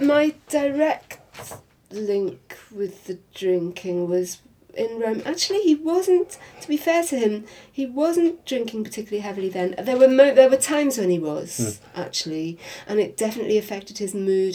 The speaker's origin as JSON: {"language": "English", "region": "Wales", "country": "United Kingdom", "tie": "born or raised there", "said": "in the part of Wales that I grew up"}